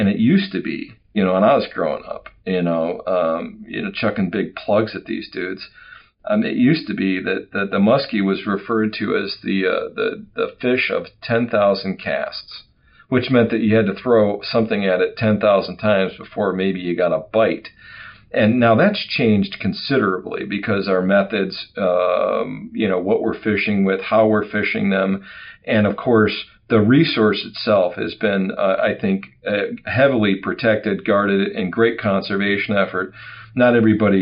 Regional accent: Wisconsin, United States; I'm an old Wisconsin guy. I grew up in Wisconsin

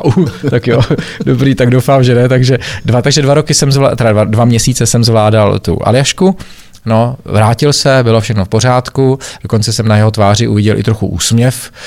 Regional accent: Czechia; moved away as an adult; also born or lived in Germany; Já jsem se dlouho plavil jako jediný Čech

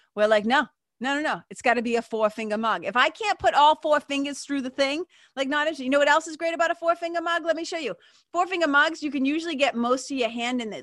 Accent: Lawrence, United States; we grew up in Lawrence

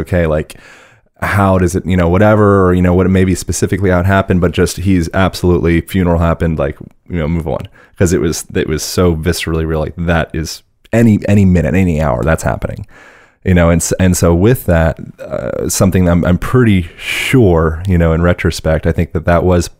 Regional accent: Pennsylvania, United States; born there; born in Pennsylvania.

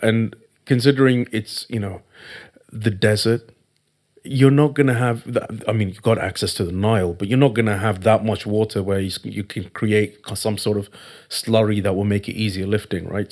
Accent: Thiruvananthapuram, Kerala, India; I come from India, I come from a place called, uh, Trivandrum in Kerala.

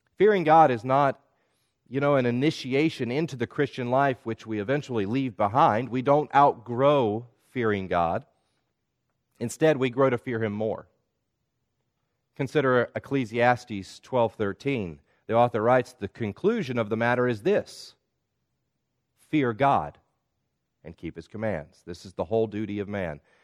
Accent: the South, United States; When I was a child growing up in the South

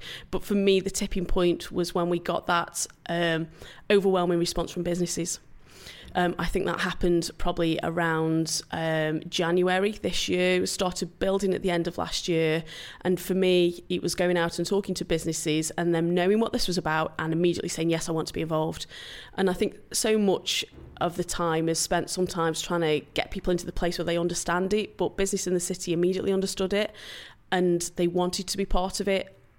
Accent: Stoke-on-Trent, West Midlands, United Kingdom; And we shouldn't be ashamed to tell people we come from Stoke. I'm so proud to come from our city

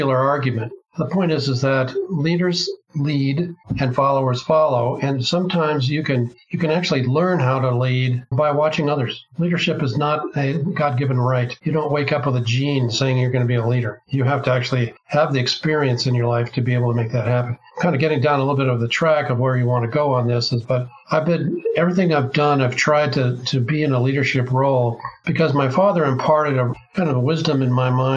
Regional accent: Bay Area of California, United States; I was raised in the Bay Area of California

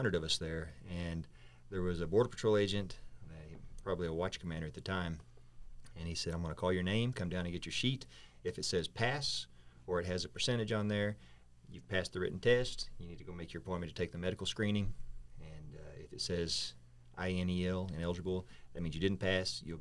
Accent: Oklahoma, United States; moved away as an adult; we moved out from Oklahoma, where my hometown at the time

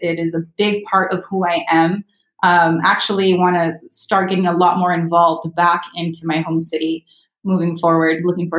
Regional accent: South Gate, California, United States; growing up in LA, I actually grew up in Southgate. If you're familiar with LA at all, it's a pretty larger city in LA County, right outside of South Central Los Angeles. Not the greatest neighborhood to grow up in.

